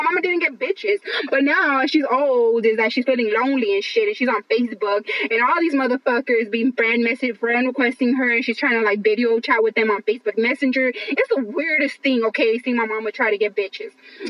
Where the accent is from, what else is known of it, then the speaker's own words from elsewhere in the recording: Los Angeles, California, United States; first language English; I grew up in East LA. I grew up in East Los Angeles.